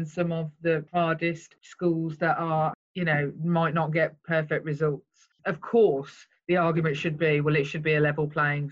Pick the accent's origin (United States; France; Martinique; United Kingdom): United Kingdom; Birmingham, West Midlands; I come from Birmingham where we have the grammar school system still